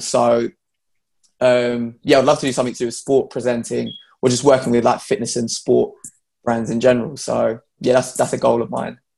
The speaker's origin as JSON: {"language": "English", "region": "London", "country": "United Kingdom", "said": "I'm from London. It's very diverse here"}